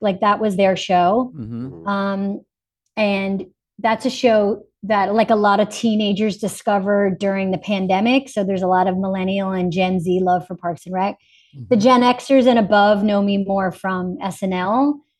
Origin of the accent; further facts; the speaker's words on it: Boston, Massachusetts, United States; My lady probably fell into like a little Boston at times, just because that's my hometown.